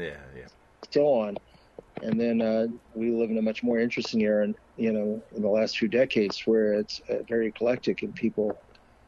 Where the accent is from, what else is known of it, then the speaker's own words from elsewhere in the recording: North Carolina, United States; moved away; also born or lived in Minnesota; I grew up in North Carolina.